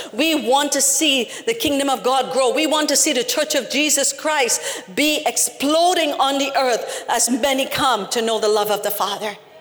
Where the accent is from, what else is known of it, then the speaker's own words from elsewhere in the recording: Trinidad & Tobago; I'm from Trinidad